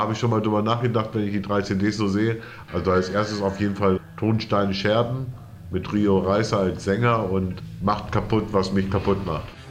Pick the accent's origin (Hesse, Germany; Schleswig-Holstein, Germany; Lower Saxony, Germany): Lower Saxony, Germany; Bad Sachsa; moved away as an adult; also born or lived in Wesermarsch; Ich bin aufgewachsen im Südharz, also im westlichen Südharz. Bad Sachsa